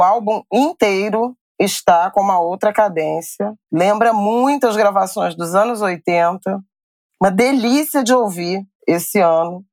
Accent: Rio de Janeiro, Brazil; eu sou de Irajá

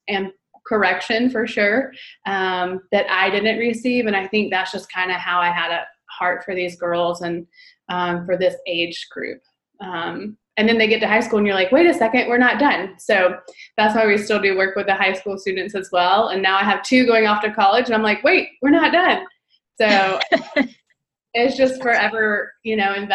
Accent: Greenville, South Carolina, United States; also born or lived in Winter Park, Colorado; I was born in Greenville, South Carolina, and have lived here for most

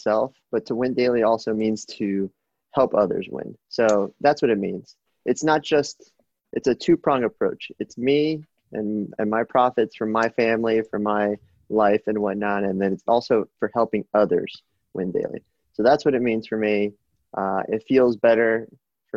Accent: South Florida, United States; I'm from South Florida

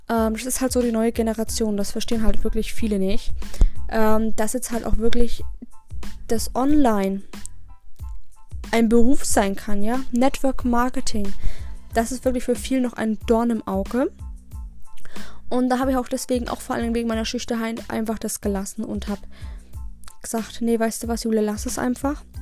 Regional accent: Regensburg, Bavaria, Germany; born there; ich bin am 27. März 2000 geboren in Regensburg tatsächlich.

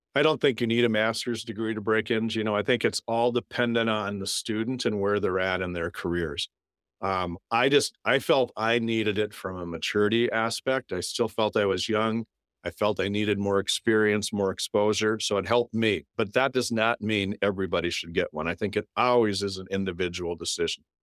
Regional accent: North Dakota, United States; now in Minnesota, United States; growing up in North Dakota, you don't have any professional teams

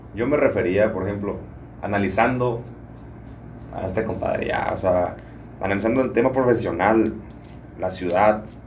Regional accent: Michoacán, Mexico; Yo soy orgullosamente michoacano, soy del estado de Michoacán

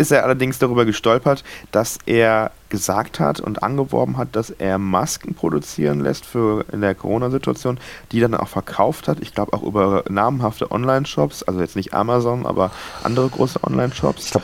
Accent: Hamburg, Germany; Also wahrscheinlich beschwert man sich als Hamburger dann doch

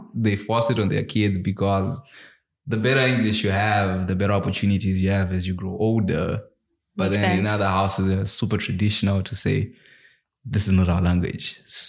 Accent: Zimbabwe; English is a second language; moved away; My roots. I'm from Zimbabwe.

